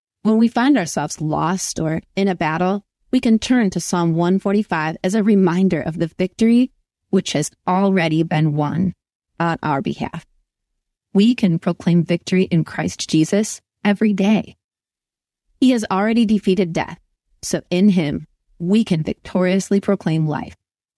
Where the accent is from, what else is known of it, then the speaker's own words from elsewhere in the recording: Cuyahoga River Valley, Ohio, United States; Growing up in the Cuyahoga River Valley, our cross-country team ran up and down and wound around the national park we were grateful to call home.